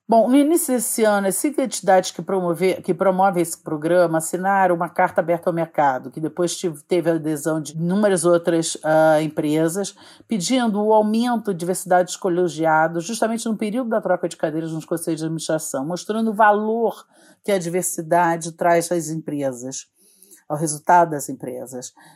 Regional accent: Rio de Janeiro, Brazil; moved away as an adult; also born or lived in United States; now in São Paulo, Brazil; Eu sou carioca, tenho 54 anos

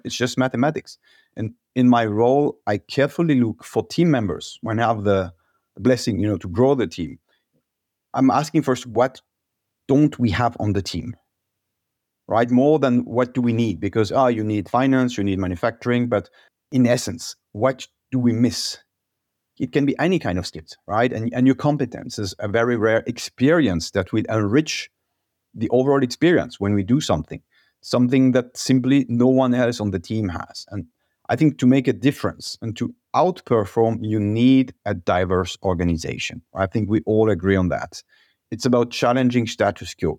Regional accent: Alsace, Grand Est, France; moved away as an adult; also born or lived in Paris, France; now in Walldorf, Germany; I'm originally from Alsace, one of the most beautiful region in France

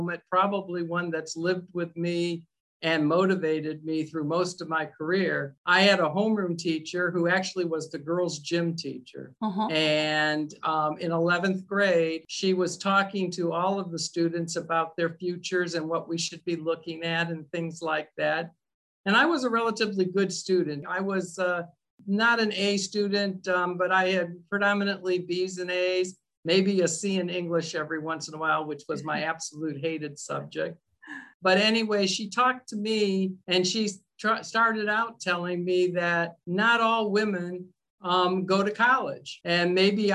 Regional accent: Cleveland, Ohio, United States; I'm born and raised in Northeast Ohio in the Cleveland area

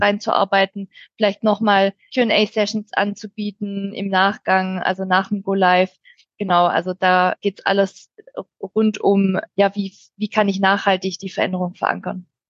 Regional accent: near Stuttgart, Swabia, Baden-Württemberg, Germany; accent: Swabian; komme aus der Nähe von Stuttgart, aus dem schönen Schwabenland, wie man wahrscheinlich auch hören kann

